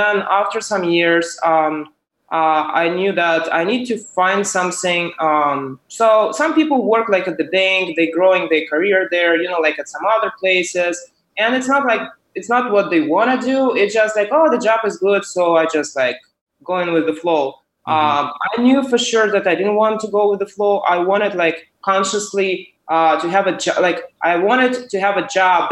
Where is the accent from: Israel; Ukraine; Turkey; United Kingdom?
Ukraine; moved away as an adult; now in San Francisco, United States; I am originally from Ukraine, and so I came to U.S.